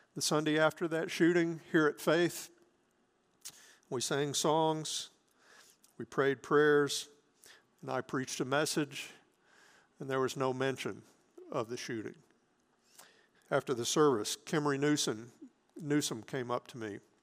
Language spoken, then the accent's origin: English; Hattiesburg, Mississippi, United States; when we were growing up in Hattiesburg